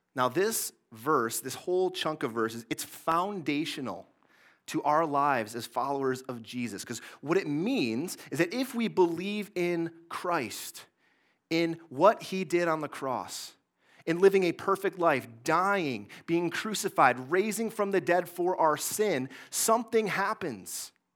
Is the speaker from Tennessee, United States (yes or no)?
no; Mason, Michigan, United States; I grew up in Mason, Michigan, in the Greater Lansing area